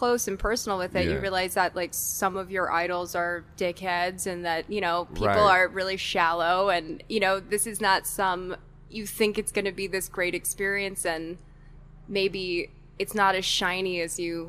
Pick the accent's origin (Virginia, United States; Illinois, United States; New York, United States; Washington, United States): New York, United States; New York City; I grew up in Brooklyn.